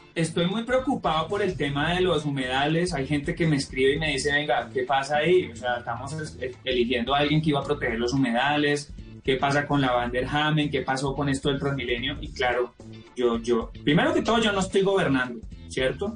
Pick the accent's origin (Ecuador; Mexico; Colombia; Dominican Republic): Colombia; los 40 años que he vivido como colombiano